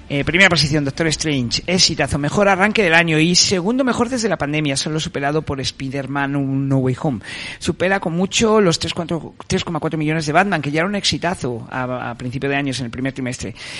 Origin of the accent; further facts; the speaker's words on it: Madrid, Community of Madrid, Spain; los que somos de Madrid